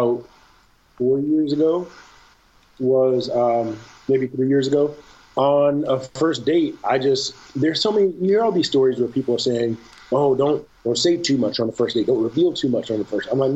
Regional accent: Detroit, Michigan, United States; I grew up in Detroit, and I grew up in Detroit in a time where there were, I met three, a grand total of three people that were not black

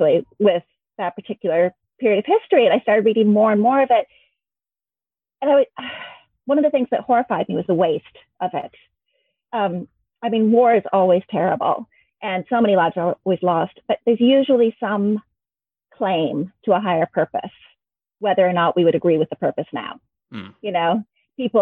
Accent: Michigan, United States; moved away as an adult; also born or lived in Pittsburgh / Leeds; now in Wales, United Kingdom; I grew up in Michigan in America

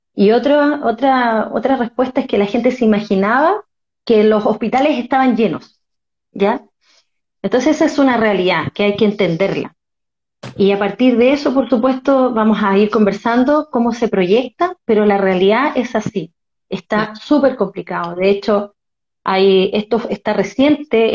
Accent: Concepción, Biobío, Chile; also born or lived in Talcahuano; soy de Concepción, nacida en Talcahuano

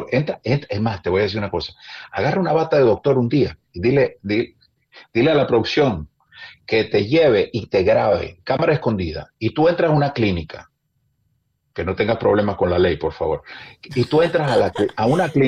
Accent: Maracaibo, Zulia, Venezuela; born there; Cuando a mí me dicen, ¿de dónde eres? El regionalista dice de Maracaibo, yo digo de Venezuela, pero nací en Maracaibo.

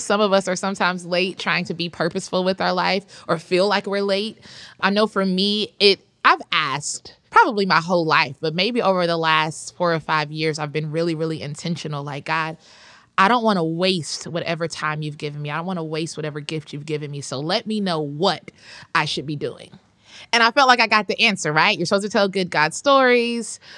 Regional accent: Atlanta, Georgia, United States; I'm from Atlanta. I said the second T just for the listeners. those of us who are from there, it's Atlanta.

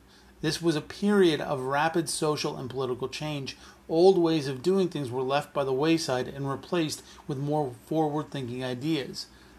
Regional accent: Canada; As a Canadian

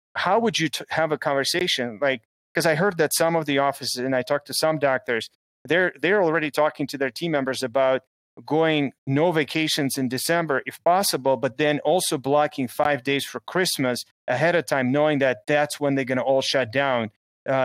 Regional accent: Chicago, Illinois, United States; in Chicago, my hometown.

